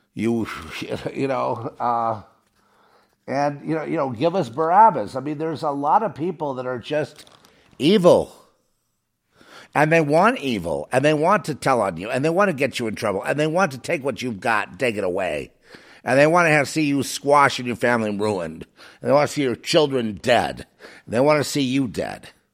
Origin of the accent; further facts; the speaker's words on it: Los Angeles, California, United States; I grew up in Hollywood